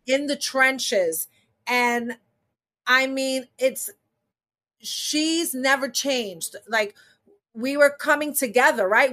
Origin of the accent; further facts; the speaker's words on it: New York City, New York, United States; I was born in New York City, but my family is from Puerto Rico